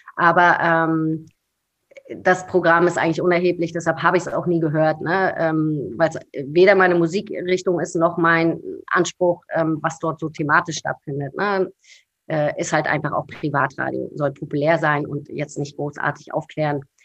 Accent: Rostock, Mecklenburg-Vorpommern, Germany; moved away as an adult; now in Berlin, Germany; ich bin gebürtige Rostockerin, äh, total glücklich dort gewesen und ähm, habe meine Heimat auch wirklich nur schweren Herzens verlassen

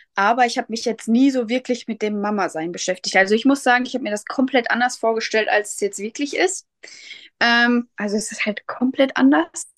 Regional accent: Lipburg, North Rhine-Westphalia, Germany; ich komme aus Lipburg, das ist in der Nähe von Soest

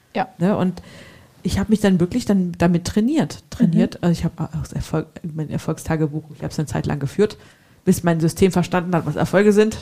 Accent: Hesse, Germany; accent: Hessian; Also als Hesse mit G und K ist nicht so einfach

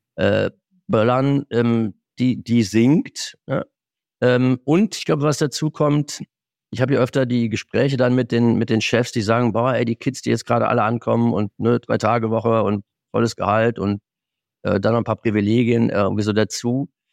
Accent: Moselle, Germany; moved away; in meiner alten Heimat an der Mosel

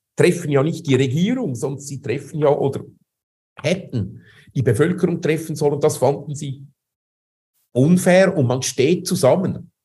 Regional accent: Switzerland; moved away as an adult; also born or lived in Zurich; now in Moscow, Russia; Ich bin ja Schweizer, das heißt, äh, wir behaupten ja, wir seien das demokratischste Land auf der Welt

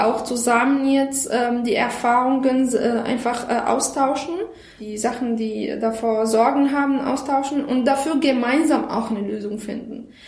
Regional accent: Syria; German is a second language; moved away as an adult; now in Germany; ich komme aus Syrien. Ich lebe in Deutschland seit ungefähr sieben Jahren.

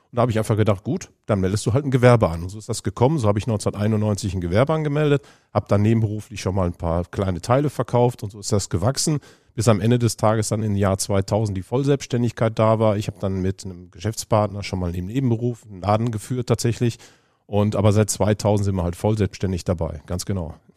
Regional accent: Düsseldorf, North Rhine-Westphalia, Germany; ich bin geboren in Düsseldorf

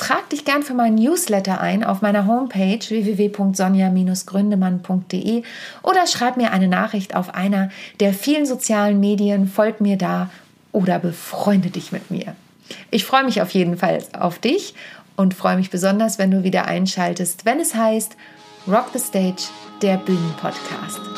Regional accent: Wittingen, Lower Saxony, Germany; in meiner Heimat in der Lüneburger Südheide in Wittingen

